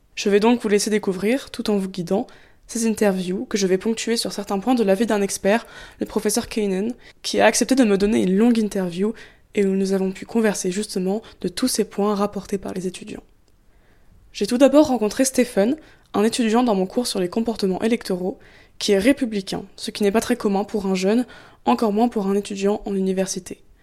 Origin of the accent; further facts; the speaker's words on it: France; en tant que française